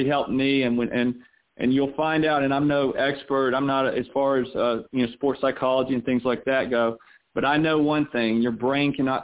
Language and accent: English; the South, United States; also born or lived in Orlando; growing up in the South where I grew up